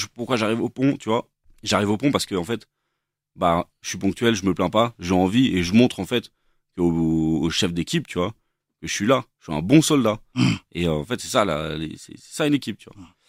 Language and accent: French; Versailles, Île-de-France, France; je suis né à Versailles